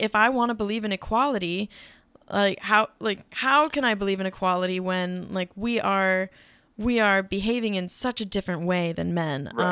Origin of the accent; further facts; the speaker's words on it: Midwest, United States; we grew up in the Midwest